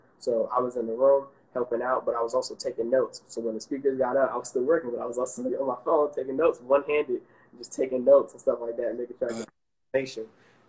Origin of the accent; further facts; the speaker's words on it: Maryland, United States; now in Atlanta, United States; I'm from Maryland.